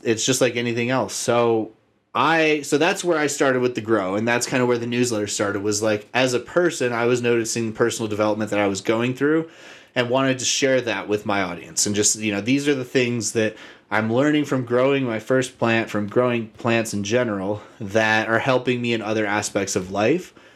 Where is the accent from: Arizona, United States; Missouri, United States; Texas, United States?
Arizona, United States; I grew up in Arizona